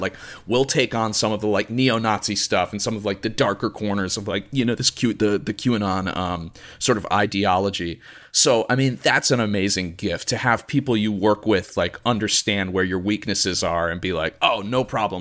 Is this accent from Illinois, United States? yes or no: yes; suburbs outside of Chicago, Illinois, United States; I grew up, uh, in the suburbs outside of Chicago